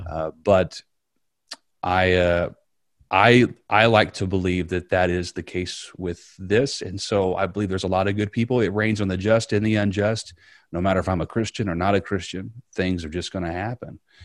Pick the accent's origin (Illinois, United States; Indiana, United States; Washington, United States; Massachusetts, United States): Indiana, United States; Southern; moved away as an adult; now in Riverview; I grew up in Southern Indiana